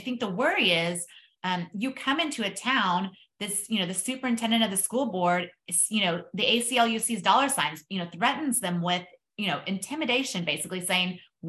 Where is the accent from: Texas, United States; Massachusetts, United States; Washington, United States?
Texas, United States; I'm from Texas